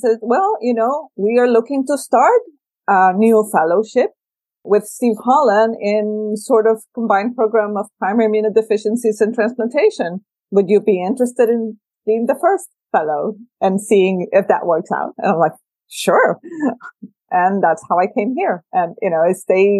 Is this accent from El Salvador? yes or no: yes; El Salvador; also born or lived in Mexico; now in United States; I'm from El Salvador, I had grown in an area where civil war was a big deal